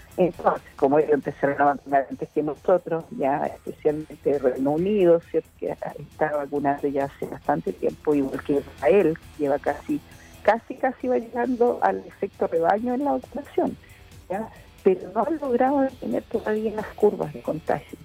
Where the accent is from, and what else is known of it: Chile